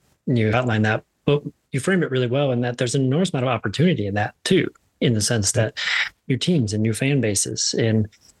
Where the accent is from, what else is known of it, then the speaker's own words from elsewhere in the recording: Midwest, United States; Growing up in the Midwest, I feel like I watched Michigan every Saturday on ABC.